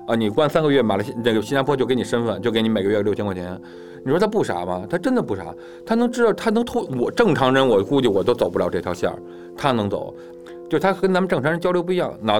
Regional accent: China; 因为我中国人都坐一块儿嘛

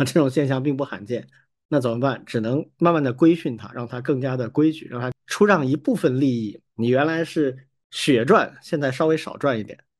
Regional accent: Wuhan, Hubei, China; 我有一个小学加初中的同班同学，也跟我一样都是父母都是武大的，所以我们是一个院子里玩儿长大的

